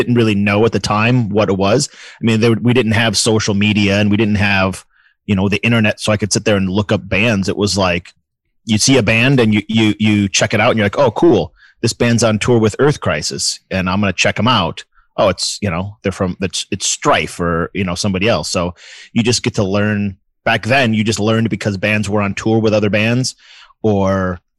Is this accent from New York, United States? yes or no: yes; Buffalo, New York, United States; I grew up in Buffalo, New York